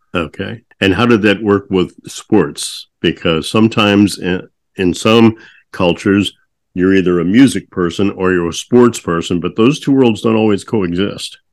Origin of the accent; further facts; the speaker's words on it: St. Louis, Missouri, United States; There was a place I grew up in St. Louis, a place called Keys, in Westport that I loved going